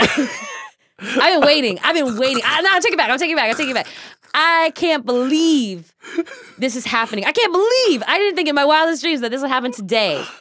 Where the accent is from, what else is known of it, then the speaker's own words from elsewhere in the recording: Kansas, United States; now in Seattle, United States; growing up in Kansas, growing up in the Midwest